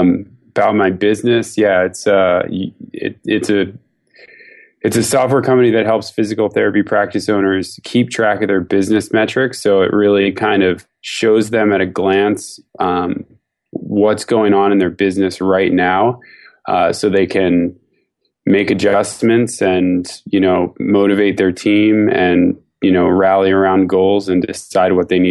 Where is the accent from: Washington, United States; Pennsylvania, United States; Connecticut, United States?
Pennsylvania, United States; Philadelphia; now in San Francisco, United States; I'm from San Francisco, grew up in Philadelphia. I moved here about 10 years ago.